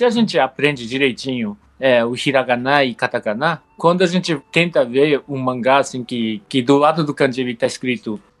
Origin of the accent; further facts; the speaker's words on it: Japan; moved away as an adult; now in Brazil; Com oito anos lá pro Japão. Daí eu cresci lá no Japão.